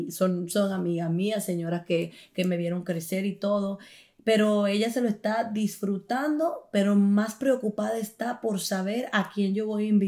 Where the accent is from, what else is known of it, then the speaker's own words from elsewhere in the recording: Dominican Republic; no se dio en Italia porque no debía ser allí, debía ser en mi tierra, en República Dominicana, y entonces ahí pues será la boda muy pronto.